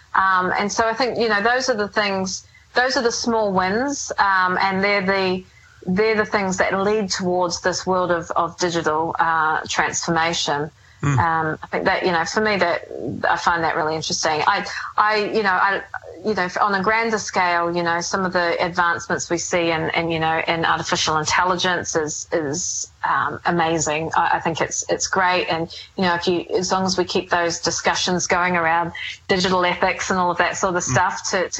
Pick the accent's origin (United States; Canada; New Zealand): New Zealand; moved away as an adult; it is my hometown